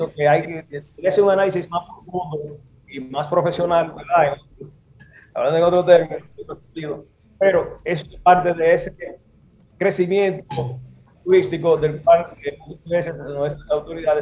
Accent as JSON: {"language": "Spanish", "town": "Santiago de los Caballeros", "region": "Santiago", "country": "Dominican Republic", "tie": "born or raised there", "also_born_or_lived": "Puerto Plata", "said": "yo vivo en Santiago, yo nací en Navas, en la América en Puerto Plata. Pero me crié y tengo mi, eh, mi casa. en Santiago"}